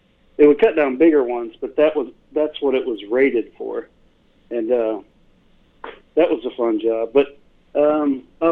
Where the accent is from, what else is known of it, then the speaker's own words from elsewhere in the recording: Newburg, Missouri, United States; also born or lived in Rolla, Missouri; I grew up in a little itty bitty small town in Missouri called Newburgh.